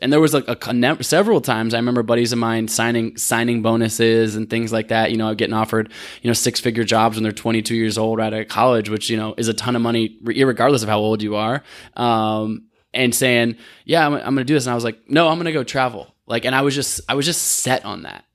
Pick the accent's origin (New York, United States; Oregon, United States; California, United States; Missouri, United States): Oregon, United States; Portland; also born or lived in Olympia, Washington; I grew up in Portland, Oregon